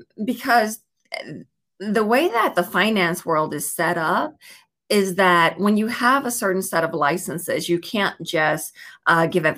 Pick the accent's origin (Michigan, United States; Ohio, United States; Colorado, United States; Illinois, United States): Illinois, United States; Chicago; now in Los Angeles, United States; I'm from Chicago, Illinois, born and raised, but I live out in Los Angeles, California